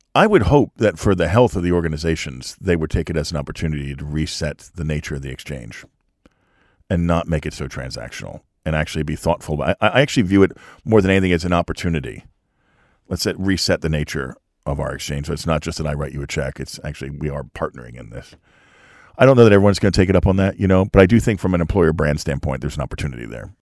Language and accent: English; Lehigh Valley, Pennsylvania, United States; I grew up in Lehigh Valley.